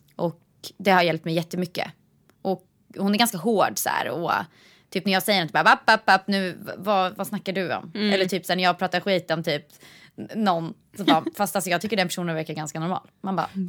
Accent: Vingåker, Södermanland, Sweden; moved away; jag kommer från Vingåker och där behöver man inte fickparkera

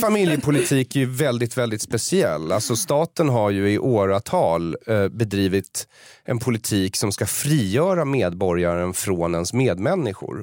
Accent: Sweden; jag har vuxit upp här och behärskar språket och kulturen till fullo.

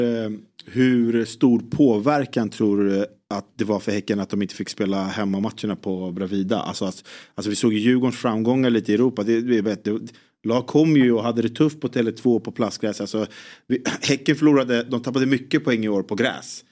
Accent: Sweden; som svensk

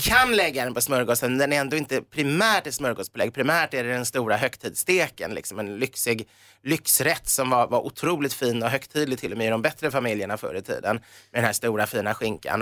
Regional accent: Sweden; vi är svenskar

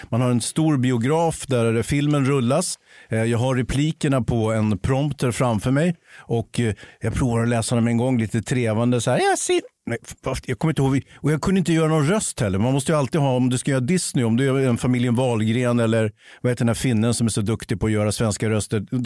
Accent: Sweden; jag är ju same själv. Avfall då? Alltså, jag identifierar mig som same.

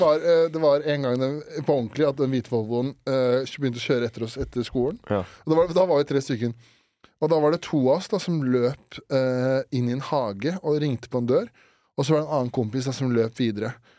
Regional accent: Årnes, Akershus, Norway; når jeg vokste opp på Ornis

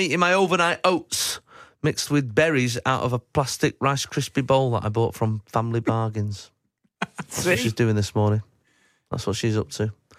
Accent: Manchester, North West England, United Kingdom; I've been looking forward to coming home to Manchester for a long time. You know, I've been doing the show for 6 months. It's my hometown.

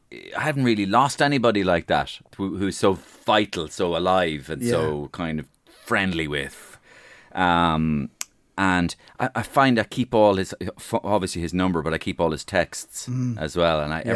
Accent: Ireland; But it's the best of being Irish.

